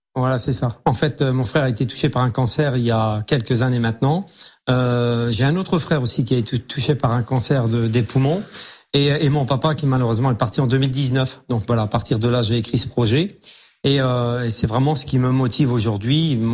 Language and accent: French; Metz, Grand Est, France; also born or lived in Semécourt; moi je suis né à Metz, je suis Mosellan, je suis Lorrain d'origine. Et j'habite effectivement euh, le petit village de Smécourt